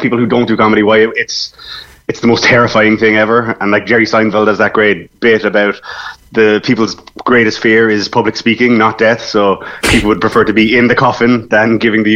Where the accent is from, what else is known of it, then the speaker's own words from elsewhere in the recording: Cork, Munster, Ireland; I'm from Cork, but I've been up and down to Dublin.